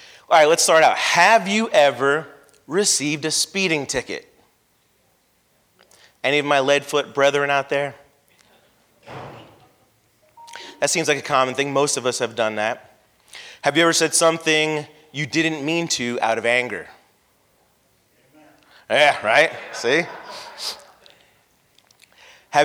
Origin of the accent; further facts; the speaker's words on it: San Carlos Park, Florida, United States; I grew up in San Carlos Park in the 80s where there was nothing but dirt roads, woods, and construction